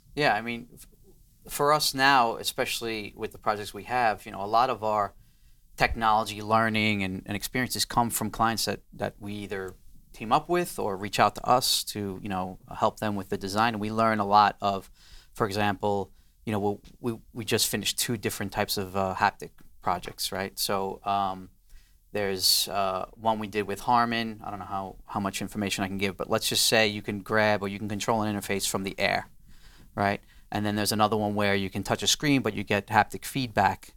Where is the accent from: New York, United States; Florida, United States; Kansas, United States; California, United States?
New York, United States; New York City; I'm from Queens